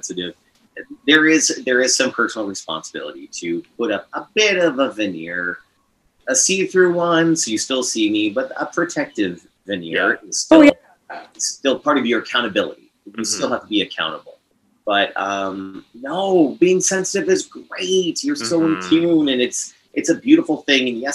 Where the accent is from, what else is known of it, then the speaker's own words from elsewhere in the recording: Windsor, Ontario, Canada; moved away as an adult; also born or lived in London, Ontario / Kitchener, Ontario / Vernon, British Columbia; now in Vancouver, Canada; I grew up outside of Windsor, Ontario